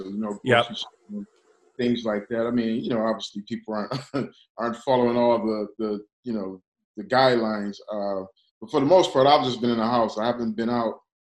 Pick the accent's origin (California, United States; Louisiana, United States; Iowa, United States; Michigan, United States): Michigan, United States; Detroit; now in Los Angeles, United States; I'm from Detroit, so it's a little weird to be that far away from my hometown